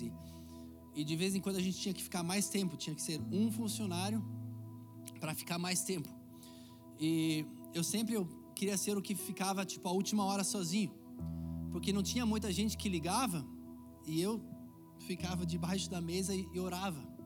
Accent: Curitiba, Paraná, Brazil; born or raised there; moved away; also born or lived in Aceguá, Rio Grande do Sul, Brazil

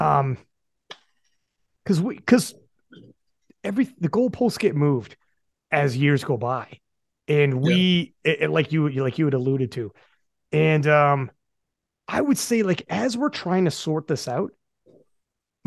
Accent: Canada; I'm from Canada

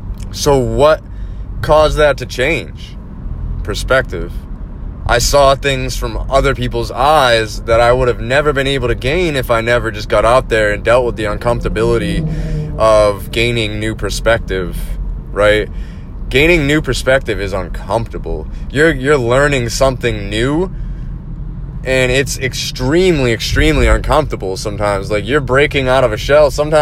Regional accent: East Coast, United States; It helped me gain perspective because I was from the East Coast. I didn't really have a lot of experience with firearms, and being from the East Coast, you get a lot of false propaganda

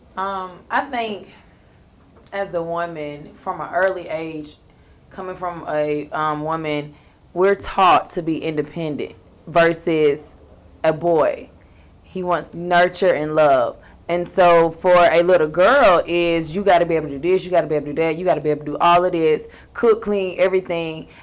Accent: Valdosta, Georgia, United States; now in Atlanta, United States; I'm from Valdosta

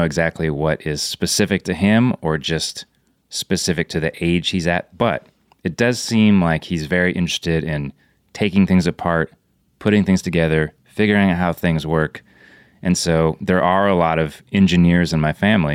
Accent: United States; growing up in America where support beams don't normally meet you right at your nose

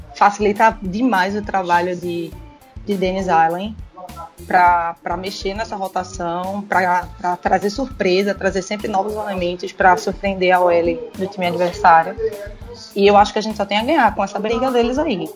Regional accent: Recife, Pernambuco, Brazil; sou de Recife

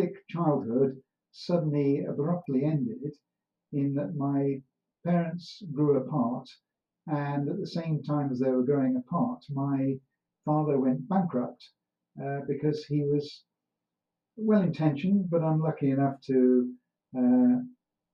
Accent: Doveridge, East Midlands, United Kingdom; born or raised there; also born or lived in Wolverhampton

